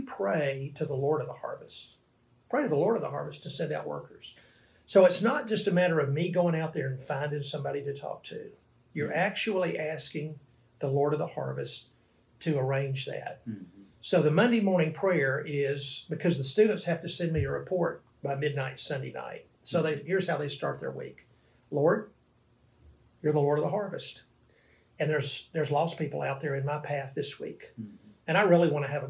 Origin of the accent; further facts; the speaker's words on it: Arkansas, United States; moved away as an adult; now in New Orleans, United States; I'm from Arkansas, but I've lived here in this city for 15 years.